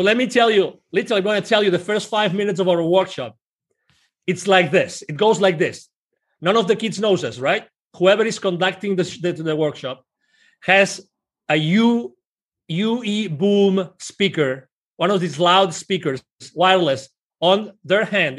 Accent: Spain; English is a second language; moved away as an adult; now in Plano, United States; I'm originally from Spain

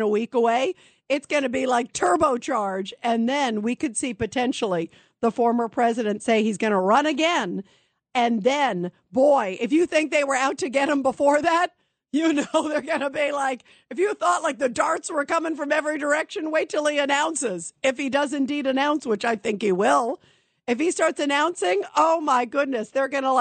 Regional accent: United States; as an American

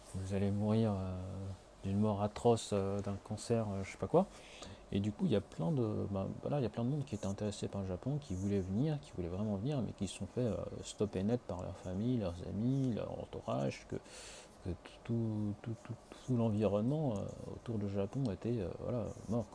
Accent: France; now in Tokyo, Japan; en tant que Français, ayant vécu jusque-là

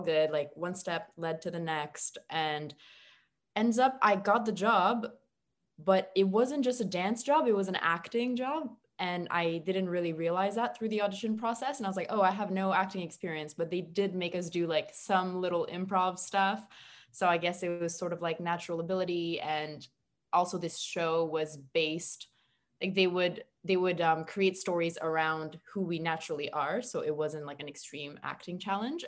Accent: Montreal, Quebec, Canada; now in Toronto, Canada; I'm from Montreal originally

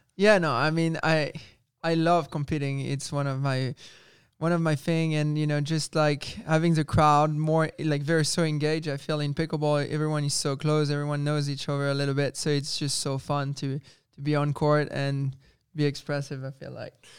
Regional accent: France; moved away; also born or lived in Spain; growing up in France, and I was with the French Federation

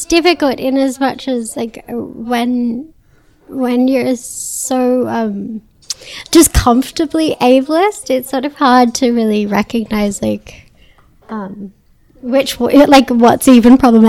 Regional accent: Australia

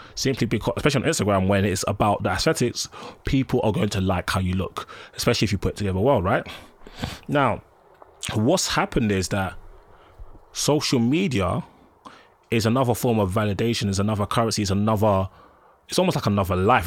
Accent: London, United Kingdom; I grew up in Collindale, and in Broad Falls, Edgware

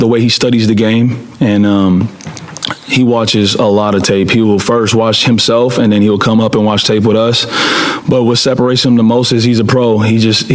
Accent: California, United States; I'm from California

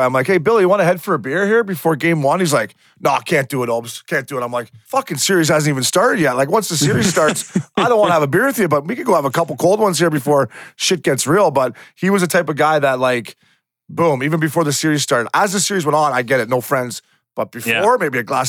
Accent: outside Toronto, Ontario, Canada; I grew up outside Toronto

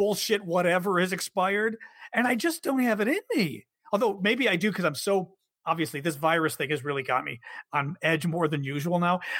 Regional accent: Chicago, Illinois, United States; now in Washington, D.C., United States; I'm Chicagoan too

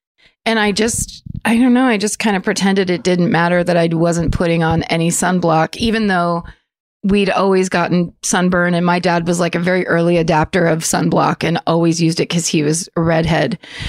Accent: Petaluma, California, United States; My hometown of Petaluma, California has the Butter and Eggs Day Parade every year.

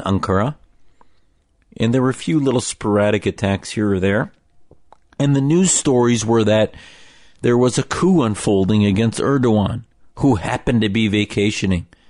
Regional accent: United States

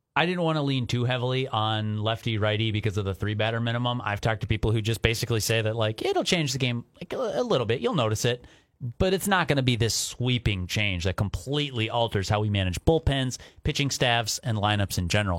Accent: Minnesota, United States; as an American, as a Minnesotan

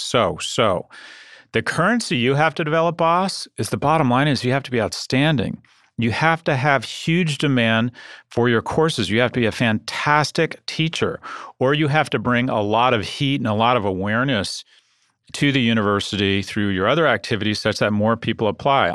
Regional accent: San Diego, California, United States; I was born in San Diego

